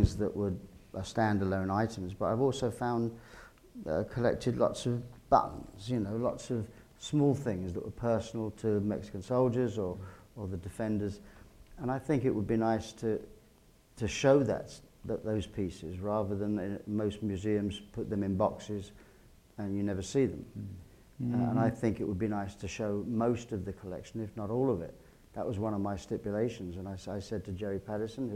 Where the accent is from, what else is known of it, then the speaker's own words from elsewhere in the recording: England, United Kingdom; as an Englishman